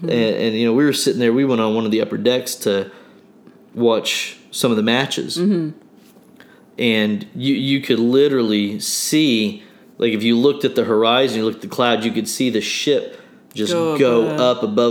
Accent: Broken Arrow, Oklahoma, United States; we're from Broken Arrow

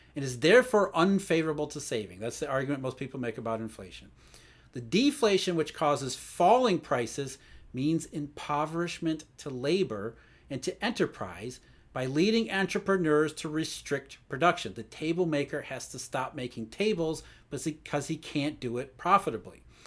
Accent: Rust Belt, United States; I grew up in the Rust Belt, so I saw the downside of globalization

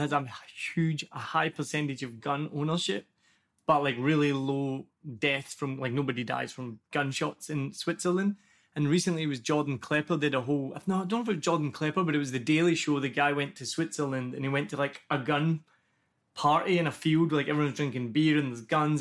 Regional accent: Glasgow, Scotland, United Kingdom; first language English; moved away as an adult; now in Vietnam; I'm just from Glasgow and I've lived there my whole life

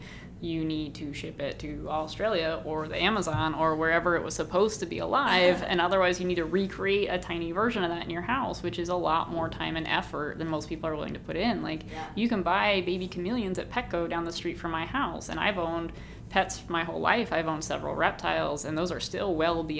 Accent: Ohio, United States; moved away as an adult; now in Massachusetts, United States; where I grew up in Ohio

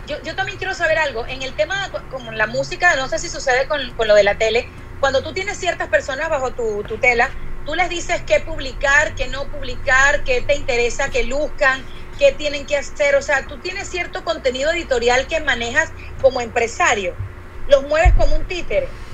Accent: Venezuela; moved away; yo vengo de Venezuela, del país donde las telenovelas recorrieron el mundo entero

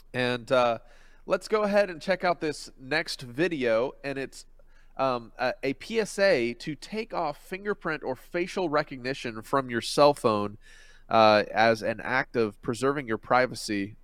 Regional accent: Philippines; moved away; I grew up in the Philippines

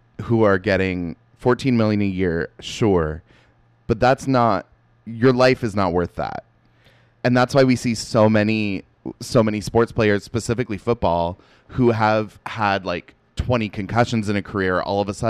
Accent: Seattle, Washington, United States; moved away as an adult; I call it pop because I'm from Seattle

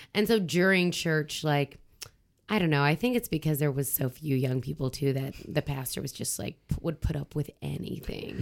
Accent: Southern Ontario, Canada; moved away as an adult; now in Quebec, Canada; I was uh, born and raised in Southern Ontario

